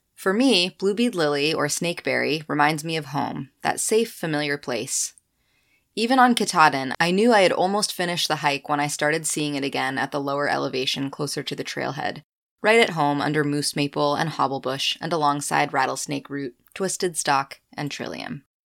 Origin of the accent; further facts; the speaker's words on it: Winterport, Maine, United States; my hometown backyard in Winterport